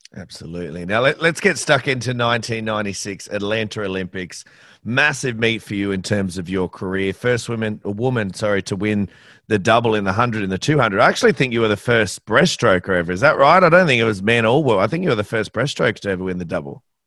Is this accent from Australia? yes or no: yes; Australia; as an Aussie